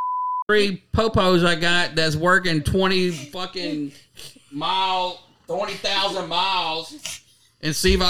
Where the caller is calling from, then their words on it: Kentucky, United States; I'm calling from Kentucky. Kentucky.